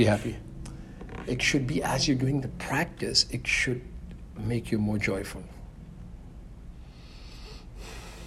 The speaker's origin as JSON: {"language": "English", "country": "India", "tie": "born or raised there", "said": "growing up in India"}